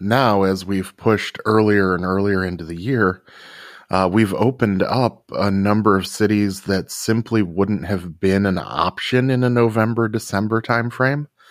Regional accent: Rockford, Illinois, United States; my hometown of Rockford, Illinois

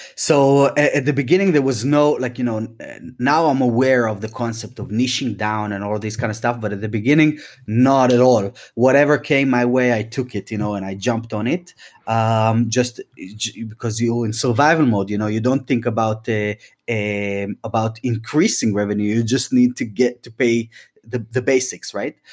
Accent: Tel Aviv, Tel Aviv District, Israel; moved away as an adult; now in London, United Kingdom; we moved the entire band from Tel Aviv, from Israel, where I'm from originally, and we moved to London

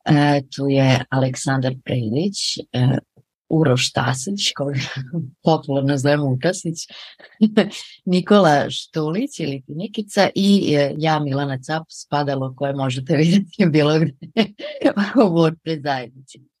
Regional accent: Serbia; mi kao prvi Srbi koji volimo da budemo prvi, ove, ovaj, smo mislili da pričamo malo o našoj zajednici

